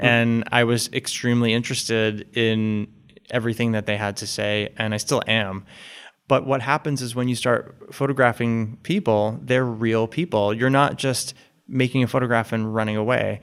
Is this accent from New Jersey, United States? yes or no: yes; West Caldwell, New Jersey, United States; now in Boston, United States; I grew up right outside of New York City in the suburbs of New Jersey